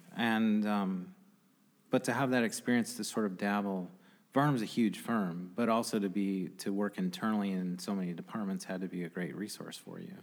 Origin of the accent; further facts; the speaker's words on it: Grand Rapids, Michigan, United States; as a guy growing up on the Northeast Side